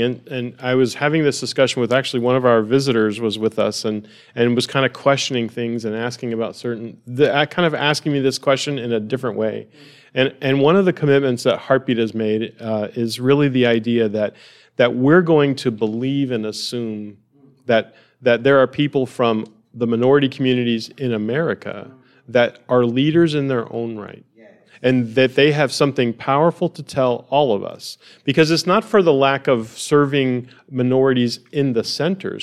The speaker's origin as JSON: {"language": "English", "country": "United States", "said": "I'm an American"}